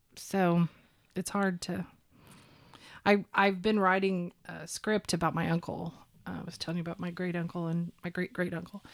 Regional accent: Oklahoma, United States; I grew up here in Oklahoma.

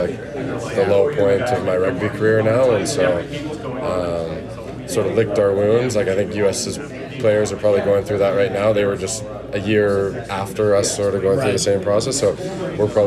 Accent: Calgary, Alberta, Canada; moved away; I'm from Calgary, so that's sort of western Canada, right along the Rockies.

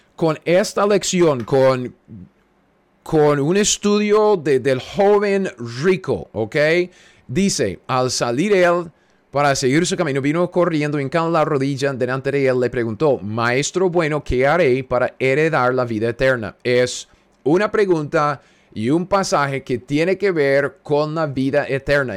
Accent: United States; Spanish is a second language; Soy un gringo cualquiera en medio de los Estados Unidos

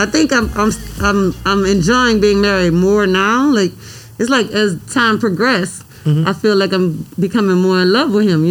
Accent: New Orleans, Louisiana, United States; moved away; also born or lived in Atlanta / Nashville; I'm actually from the Tent Ward. I was I was born on Annunciation Street

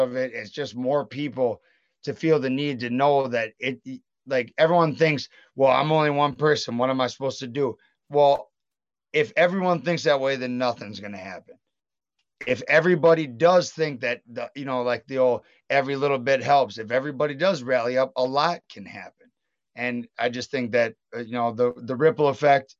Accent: Wisconsin, United States; my home state of Wisconsin

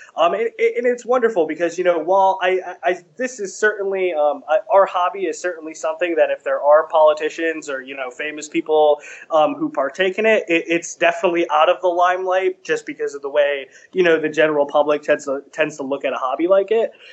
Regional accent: New England, United States; now in Washington D.C., United States; I'm from the New England area originally, uh, but I live and work in D.C.

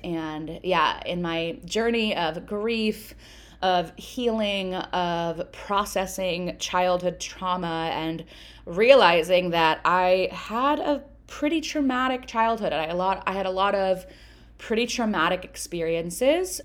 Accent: United States; I'm American, I grew up in America

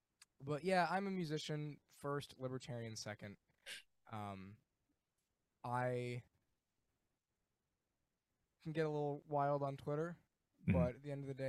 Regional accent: Rochester, New York, United States; I live in Rochester, New York. Mm-hmm. And I'm born and raised there. It's kind of most of what I know. It's a Midwest city that doesn't want to be a Midwest city because we're basically part of the Rust Belt.

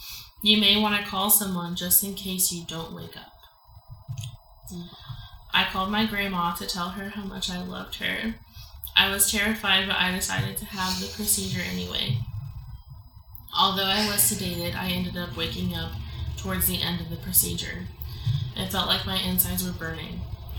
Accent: Mexico; I grew up in Mexico, where abortion is illegal and very stigmatized.

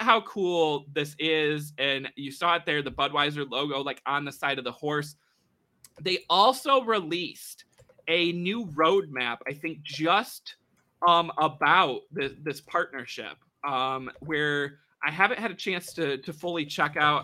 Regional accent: United States; us Americans here

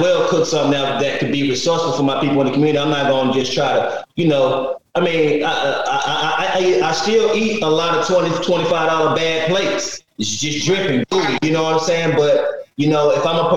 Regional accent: Stone Mountain, Georgia, United States; now in Los Angeles, United States; I'm not originally from L.A. I'm originally from Stone Mount, Georgia. It's east of Atlanta.

